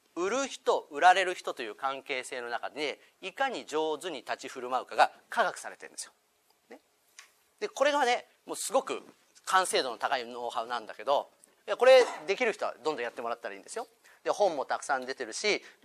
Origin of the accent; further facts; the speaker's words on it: Shinagawa, Tokyo, Japan; 僕もともとこの近所品川です生まれ育ってる